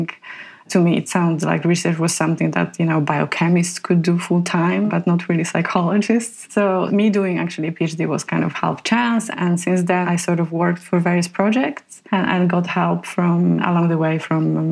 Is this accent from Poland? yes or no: yes; Poland; moved away; So I come from Poland, a country that suffered the atrocities of Second World War